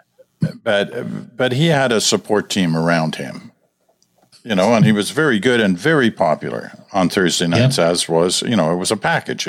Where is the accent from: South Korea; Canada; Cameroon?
Canada; We know we are from the Americans